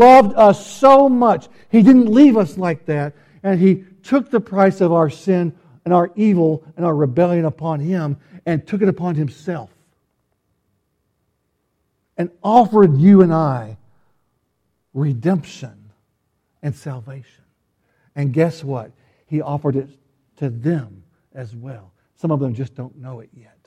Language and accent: English; Fayetteville, Arkansas, United States; I was born in Fayetteville, Arkansas, to a man who would be a pastor